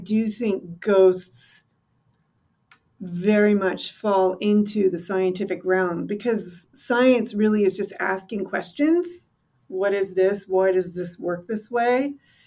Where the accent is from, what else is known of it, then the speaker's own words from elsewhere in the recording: Western Maryland, United States; I grew up in Western Maryland